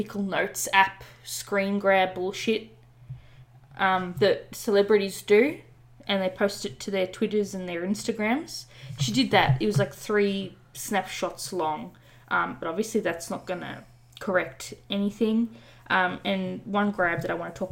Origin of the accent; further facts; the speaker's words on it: Australia; I'm Australian